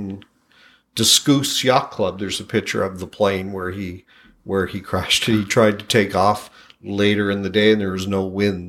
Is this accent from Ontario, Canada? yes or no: no; Sydney, Nova Scotia, Canada; moved away; I was born in Sydney, Cape Breton.